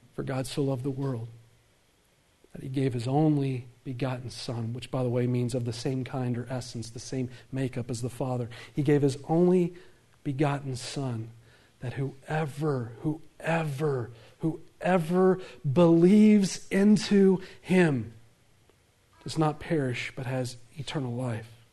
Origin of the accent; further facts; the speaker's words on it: the Bible Belt, the South, United States; I grew up in the Bible Belt